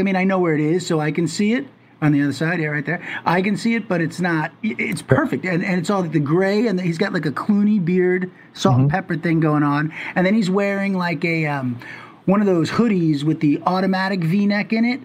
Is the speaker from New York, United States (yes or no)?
yes; Long Island, New York, United States; I grew up in Long Island